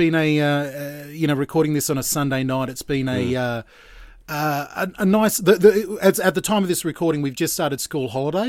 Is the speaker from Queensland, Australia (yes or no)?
yes; Gold Coast, Queensland, Australia; also born or lived in Brisbane; now in Geelong, Australia; I was born in Brisbane and raised on the Gold Coast. So I consider myself a Queenslander. Living down here in Geelong.